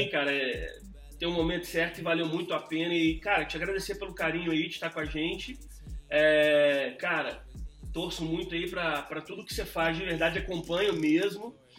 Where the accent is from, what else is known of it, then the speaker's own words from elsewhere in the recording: New York, United States; moved away; also born or lived in Belo Horizonte, Brazil; eu cresci em Nova York, né, cara? Mas assim, eu tenho... Nasci em BH, em Belo Horizonte. Uhum. Morei lá cinco anos agora, recente, adulto já